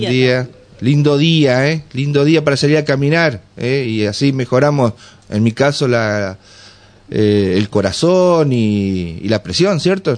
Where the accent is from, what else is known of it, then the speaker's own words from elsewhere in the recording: Gualeguay area, Entre Ríos, Argentina; soy de esa zona también